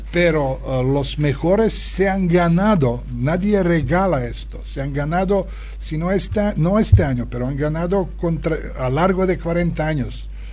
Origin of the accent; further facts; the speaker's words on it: Serbia; Spanish is a second language; now in Barcelona, Spain; la gente que viene de, mi tierra, no solo de, Serbia, sino de toda ex Yugoslavia